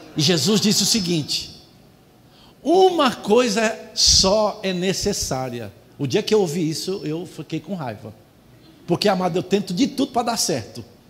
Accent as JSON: {"language": "Portuguese", "region": "São Paulo", "country": "Brazil", "tie": "born or raised there", "said": "eu nasci numa família pobre em São Paulo"}